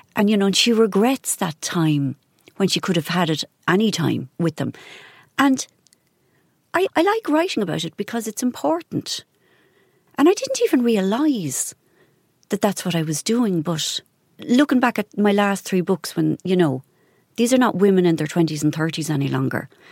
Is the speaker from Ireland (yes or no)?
yes; Ireland